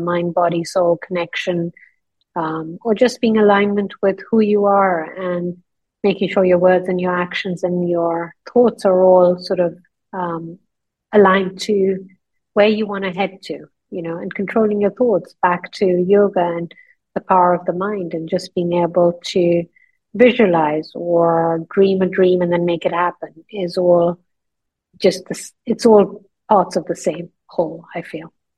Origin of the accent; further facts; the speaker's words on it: northern India, India; moved away as an adult; also born or lived in London, United Kingdom; now in Dubai, United Arab Emirates; I was born in London, and when I was four years old, my mother took me to India to see my grandmother. My mother had grown up in India, and we ended up staying there for 14 years.